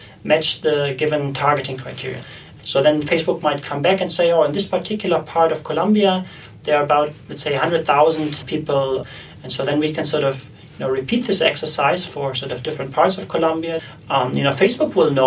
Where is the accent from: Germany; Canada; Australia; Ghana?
Germany; moved away; I'm originally from Germany